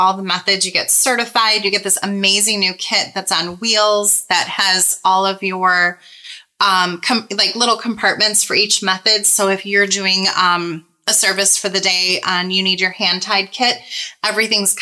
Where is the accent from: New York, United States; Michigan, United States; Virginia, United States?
Michigan, United States; I'm from Michigan